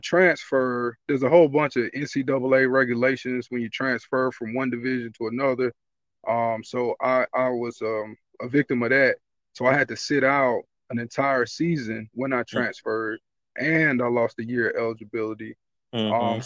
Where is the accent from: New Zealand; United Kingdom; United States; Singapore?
United States; Greensboro, North Carolina; now in Pittsburgh, United States; I'm from Greensboro, North Carolina